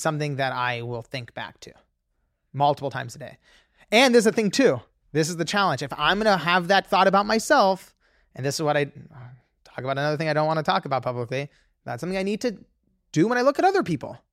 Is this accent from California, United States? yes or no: yes; Los Angeles, California, United States; I grew up in Los Angeles